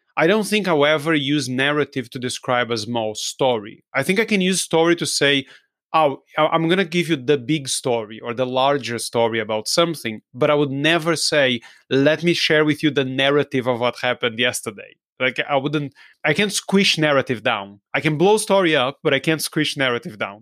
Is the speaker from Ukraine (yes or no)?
no; Brazil; English is a second language; I'm, I'm from Brazil. I don't sound like an English person or an American person.